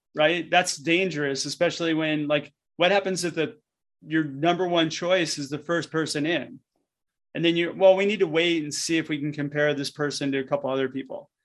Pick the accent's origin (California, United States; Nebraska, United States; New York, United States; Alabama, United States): California, United States; Southern; I grew up in SoCal, and essentially, like, my life was surfing when I was a kid